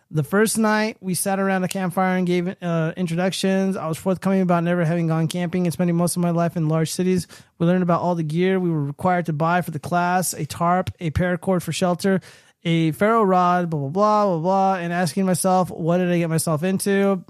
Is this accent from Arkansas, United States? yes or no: no; California, United States; I'm from California